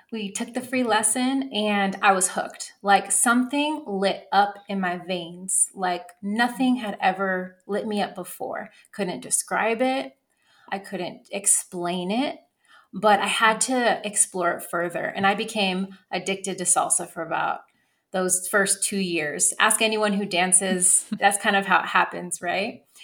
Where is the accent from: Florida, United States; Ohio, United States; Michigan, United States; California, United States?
California, United States; Northern; accent: American English; also born or lived in Davis, California; now in Texas, United States; I'm also half Italian but I never really identified with that side of myself. Growing up, I grew up in Northern California and in a very predominantly white neighborhood.